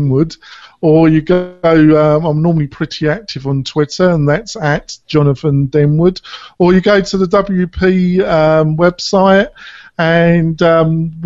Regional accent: England, United Kingdom; moved away; I am a hybrid now, but I was brought up in England

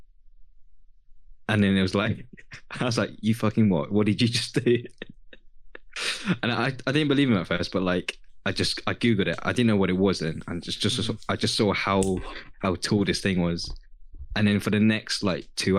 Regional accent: United Kingdom; my home country. Well, home country, like the UK where I was born

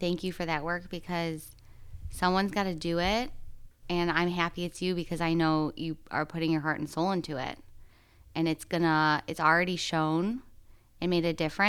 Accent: Midwest, United States; moved away as an adult; also born or lived in New York City / Tennessee; I grew up in the Midwest. Then I moved to New York City.

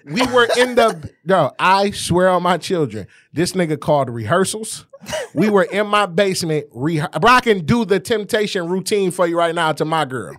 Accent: Detroit, Michigan, United States; born or raised there

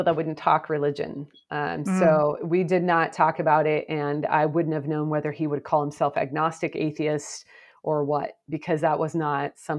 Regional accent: Portland, Oregon, United States; I grew up in the Pacific Northwest of the United States, and as you noted, in the Portland area, which I'm back there again.

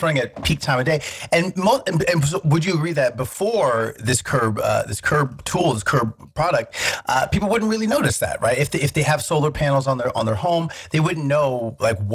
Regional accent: Alaska, United States; moved away; I'm from Alaska, so we were like paying nothing for gas

